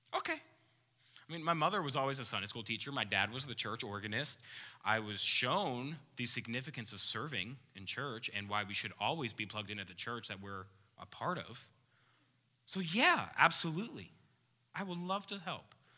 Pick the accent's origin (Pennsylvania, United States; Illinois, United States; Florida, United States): Pennsylvania, United States; Philadelphia; moved away; I grew up just outside of Philadelphia, Pennsylvania. That's where I'm from.